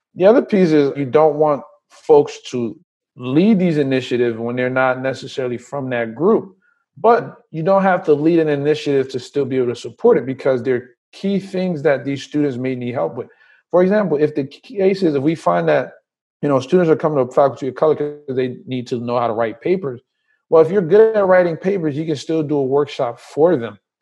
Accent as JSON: {"language": "English", "town": "Trenton", "region": "New Jersey", "country": "United States", "tie": "born or raised there", "also_born_or_lived": "Liberia / Willingboro, New Jersey", "said": "I was born in Liberia, came here when I was about eight. I grew up in New Jersey, primarily in Trenton"}